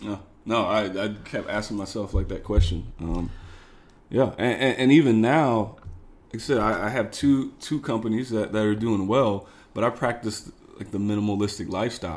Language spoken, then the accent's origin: English; Missouri, United States; moved away as an adult; now in Chicago, United States; I'm originally from Missouri